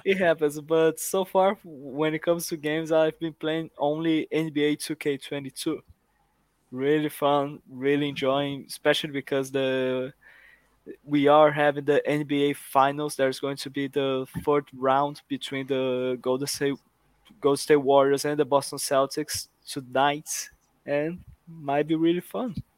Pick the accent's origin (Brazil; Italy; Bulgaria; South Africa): Brazil; I am from Brazil